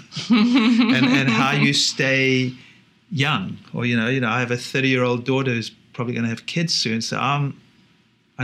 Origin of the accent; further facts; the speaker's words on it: South Africa; growing up in South Africa is lucky